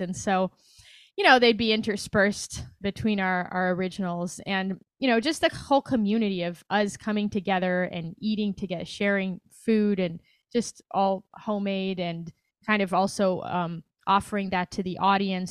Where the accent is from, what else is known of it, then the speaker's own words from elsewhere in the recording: Brazil; moved away as an adult; also born or lived in New York / Chicago; now in Los Angeles, United States; I'm from Brazil.